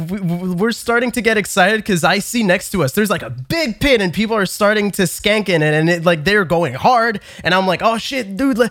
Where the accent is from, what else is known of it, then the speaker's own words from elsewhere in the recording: Canada; I'm Canadian.